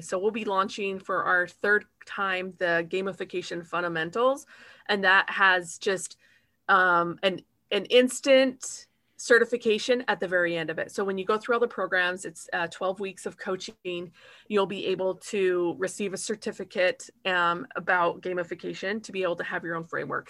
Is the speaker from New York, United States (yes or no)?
no; Utah, United States; now in Kentucky, United States; I live in Kentucky and I'm from Utah